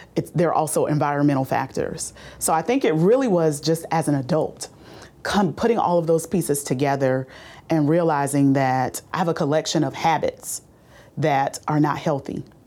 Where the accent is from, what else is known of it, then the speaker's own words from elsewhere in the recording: Bowman, South Carolina, United States; I grew up in Orangeburg County um, near a small town called Bowman, South Carolina.